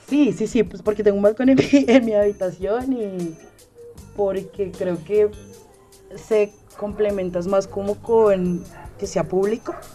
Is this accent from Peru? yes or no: no; Bogotá, Colombia; also born or lived in Meta, Colombia; mi adolescencia la viví en un pueblo en el Meta, a Casillas. Yo soy de acá de Bogotá, pero me fui a hacer el bachillerato allá.